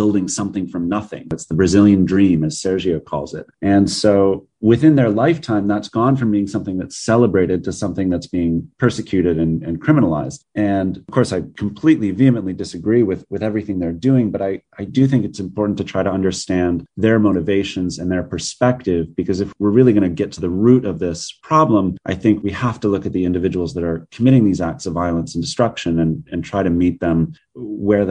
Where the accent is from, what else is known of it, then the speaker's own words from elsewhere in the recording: United States; I'm American, I'm not indigenous, and I live here in the United States